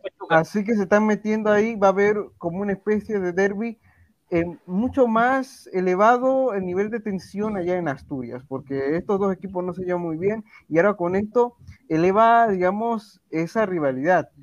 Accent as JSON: {"language": "Spanish", "country": "Panama", "said": "aquí en mi país, en Panamá."}